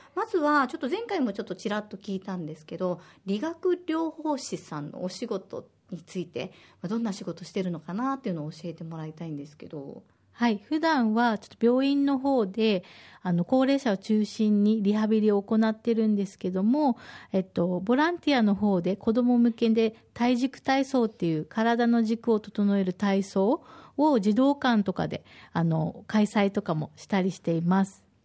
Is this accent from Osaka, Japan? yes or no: yes; Osaka, Japan; now in Okinawa, Japan; 大阪出身